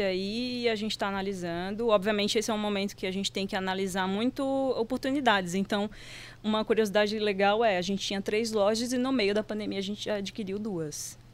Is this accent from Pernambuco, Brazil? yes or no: yes; Recife, Pernambuco, Brazil; moved away; não sou daqui, sou de Recife